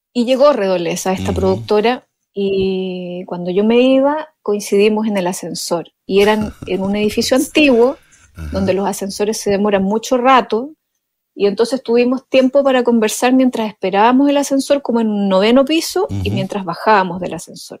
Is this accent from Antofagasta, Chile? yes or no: no; Ancud, Los Lagos, Chile; yo soy de Chiloé, mi padre era arquitecto y chilote, mi familia es toda chilota